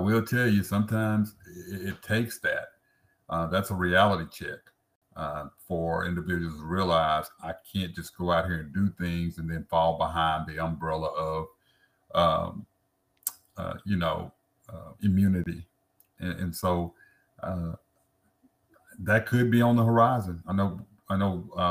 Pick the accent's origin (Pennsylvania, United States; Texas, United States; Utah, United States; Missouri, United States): Texas, United States; Dallas; West Dallas, and then move to South Oak Cliff